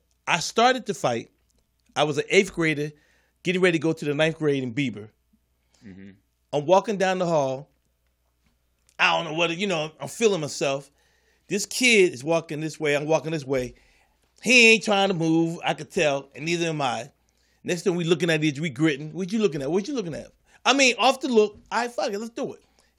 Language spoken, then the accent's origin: English; Philadelphia, Pennsylvania, United States; we grew up in Philly.